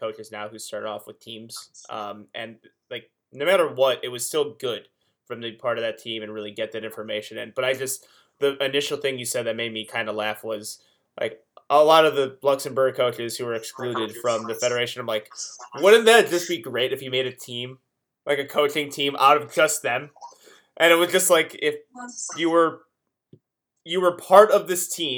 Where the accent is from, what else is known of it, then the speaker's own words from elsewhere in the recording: Illinois, United States; moved away; I'm originally from Illinois